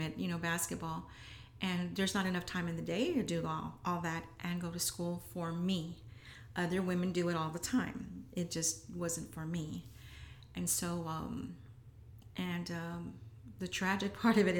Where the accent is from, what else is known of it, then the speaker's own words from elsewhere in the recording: San Antonio, Texas, United States; I'm always proud to say that I'm from the South Side. Even when it wasn't popular